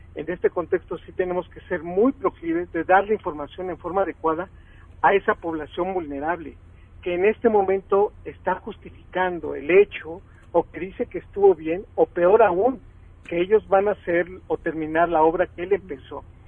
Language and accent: Spanish; Mexico; nosotros como sociedad mexicana